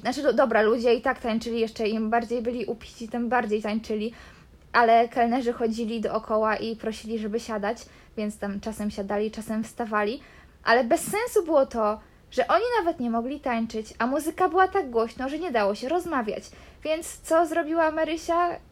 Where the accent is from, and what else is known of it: Poland; now in Canary Islands, Spain